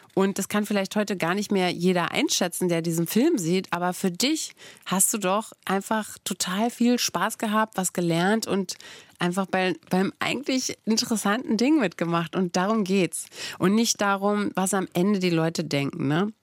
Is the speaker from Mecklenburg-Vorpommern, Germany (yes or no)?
no; Brandenburg, Germany; ich komme ja aus Brandenburg